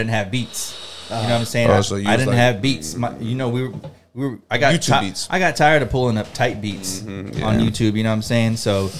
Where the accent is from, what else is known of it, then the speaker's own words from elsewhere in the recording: Corpus Christi, Texas, United States; I come from a small town. I come from Corpus Christi, Texas